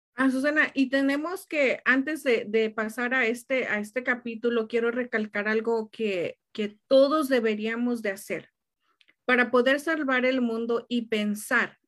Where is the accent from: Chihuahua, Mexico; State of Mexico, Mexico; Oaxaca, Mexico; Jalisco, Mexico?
State of Mexico, Mexico; Tenancingo; now in United States; fui de vacaciones a México, ahí a, a mi pueblito, Estado de México